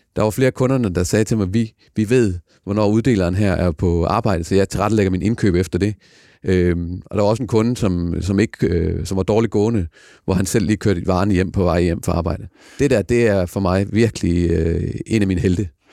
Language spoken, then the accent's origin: Danish; Denmark; så er vi danskere